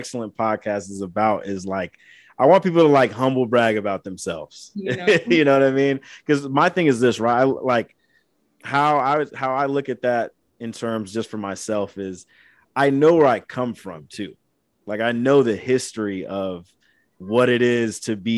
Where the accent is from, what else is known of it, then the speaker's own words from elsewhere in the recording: Angola, Indiana, United States; moved away as an adult; also born or lived in Fort Wayne, Indiana; now in California, United States; I was born in Fort Wayne, Indiana, but raised in Angola